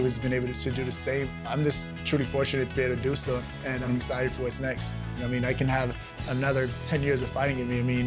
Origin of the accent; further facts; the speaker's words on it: New York City, New York, United States; I grew up in Brooklyn, New York with my mother and five siblings